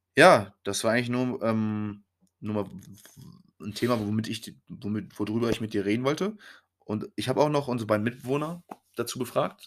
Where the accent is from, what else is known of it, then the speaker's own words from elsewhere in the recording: Germany; wir Deutschen